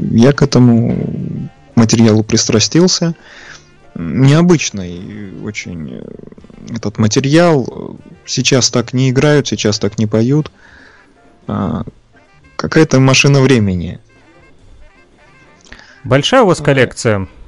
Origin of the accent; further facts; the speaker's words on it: Saint Petersburg, Russia; Родом я из Ленинграда, соответственно, сейчас в Санкт-Петербурге живу.